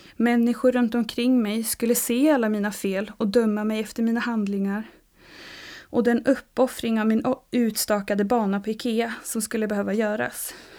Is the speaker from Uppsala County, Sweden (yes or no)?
yes; Uppsala, Uppsala County, Sweden; also born or lived in Stockholm; now in Sävsjö, Sweden; Född och uppvuxen i Uppsala